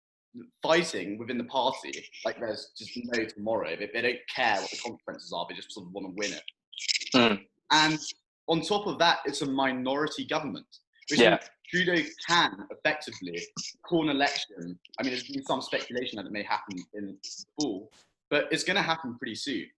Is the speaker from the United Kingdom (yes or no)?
yes; United Kingdom; now in Canada; my home country of Britain